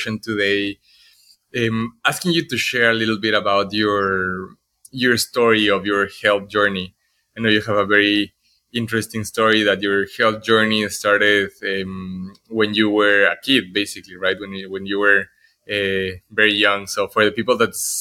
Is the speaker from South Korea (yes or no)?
no; Ecuador; I was born and raised in Ecuador.